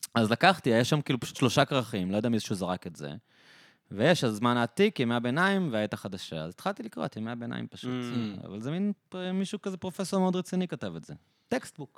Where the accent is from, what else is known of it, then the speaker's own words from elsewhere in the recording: Israel; אנחנו ישראלים